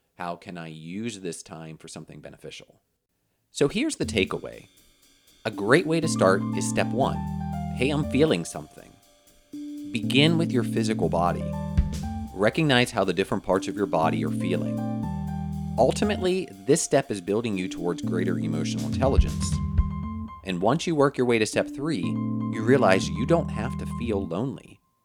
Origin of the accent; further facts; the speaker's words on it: Pennsylvania, United States; moved away as an adult; also born or lived in Orlando, Florida; I moved from Pennsylvania, where I grew up, and went to college